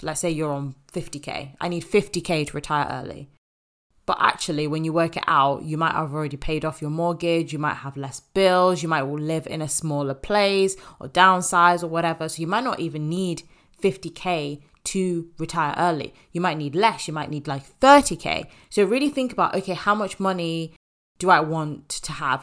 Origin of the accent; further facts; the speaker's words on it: Zimbabwe; moved away; I want to go back to my home country, back to Zimbabwe